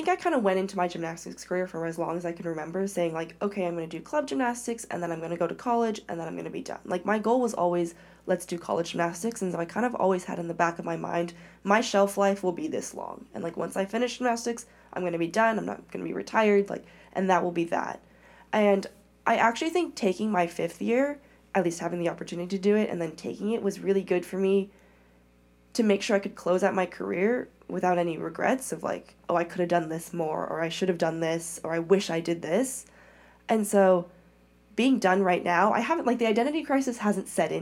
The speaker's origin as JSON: {"language": "English", "town": "Oakland", "region": "California", "country": "United States", "tie": "born or raised there", "also_born_or_lived": "China", "said": "born and raised in the Bay Area"}